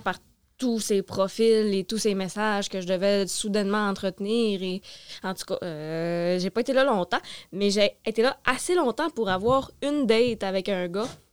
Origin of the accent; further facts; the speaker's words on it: Sherbrooke, Quebec, Canada; Je suis née à Sherbrooke, mais j'ai vraiment grandi en région